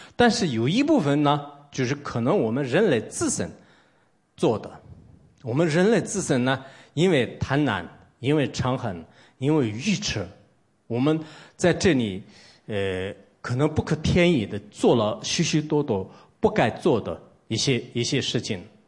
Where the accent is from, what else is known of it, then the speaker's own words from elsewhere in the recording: Tibet, China; 我来自一个西藏的 这种普通出家人